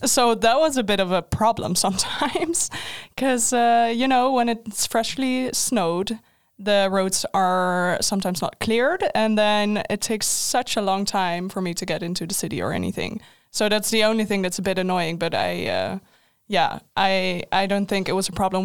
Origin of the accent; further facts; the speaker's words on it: Netherlands; moved away as an adult; now in Linköping, Sweden; I'm Dutch